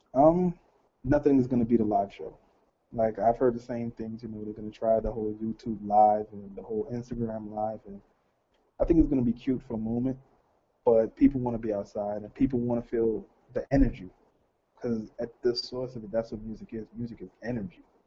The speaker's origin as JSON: {"language": "English", "town": "New York City", "region": "New York", "country": "United States", "said": "I'm from Brooklyn, so Flatbush exactly."}